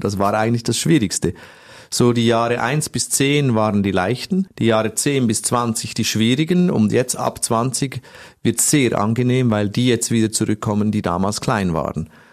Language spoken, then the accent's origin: German; Switzerland; ich komme aus der Schweiz